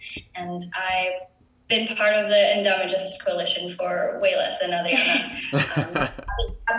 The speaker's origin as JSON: {"language": "English", "town": "Naranjito", "country": "Puerto Rico", "said": "I am from Naranjito, Puerto Rico."}